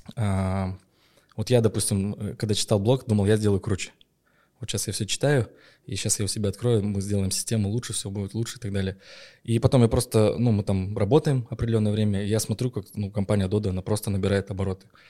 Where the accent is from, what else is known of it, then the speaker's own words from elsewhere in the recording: Petropavl, North Kazakhstan Region, Kazakhstan; в моем родном городе Петропавловске франшиза была куплена